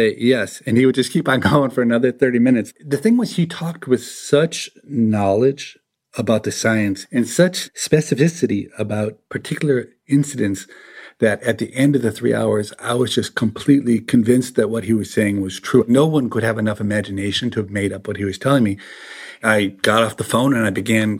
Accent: Minnesota, United States; I grew up in Minnesota

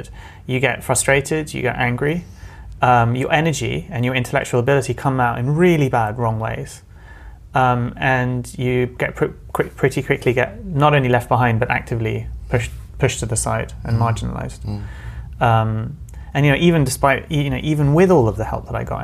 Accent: London, United Kingdom; I'm a Londoner. So I was born and brought up in London, first generation.

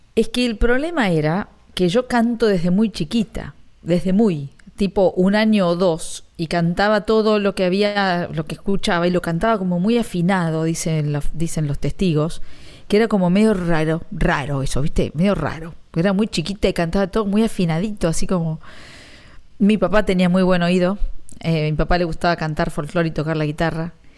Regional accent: Ramos Mejía, Buenos Aires Province, Argentina; moved away as an adult; now in Miami, United States; yo soy de Ramos Mejía

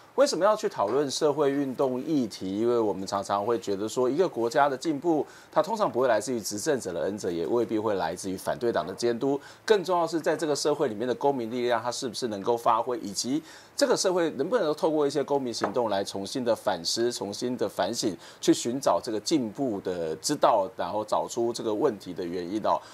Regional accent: Kaohsiung, Taiwan; 我自己也是从高雄长大

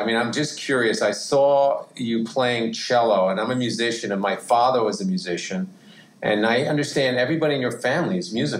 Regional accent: Worcester, Massachusetts, United States; I'm from Massachusetts.

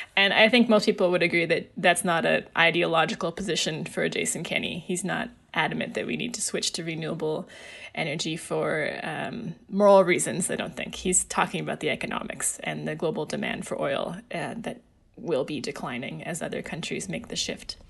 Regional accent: Alberta, Canada; I grew up in Alberta

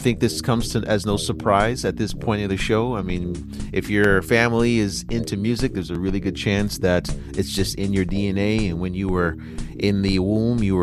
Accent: United States; now in China; me being American

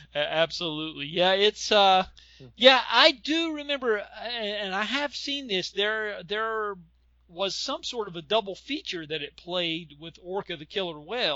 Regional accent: Lincolnton, North Carolina, United States; I was born in the Charlotte, North Carolina area, and in a small town about an hour away from Charlotte called Lincolnton, North Carolina.

